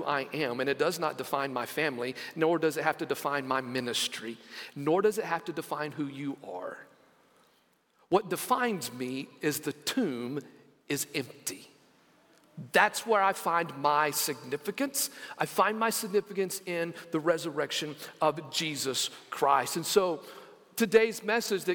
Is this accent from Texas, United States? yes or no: yes; Lamesa, Texas, United States; moved away; growing up in West Texas in a town called La Mesa